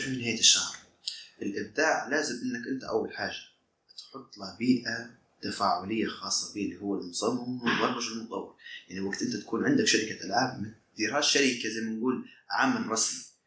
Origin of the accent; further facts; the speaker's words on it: Libya; وانا ليبي